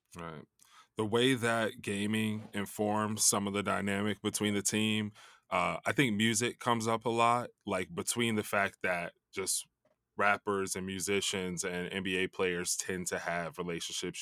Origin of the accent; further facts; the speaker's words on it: Chicago, Illinois, United States; I grew up in Chicago